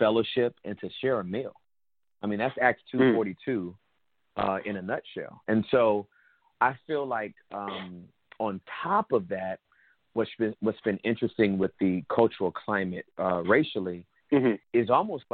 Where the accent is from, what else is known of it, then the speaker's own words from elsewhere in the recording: Inglewood, California, United States; I was born and raised in Inglewood, California